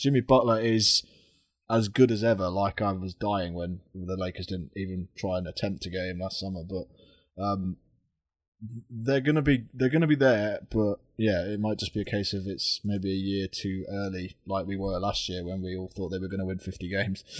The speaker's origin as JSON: {"language": "English", "country": "United Kingdom", "said": "we're British"}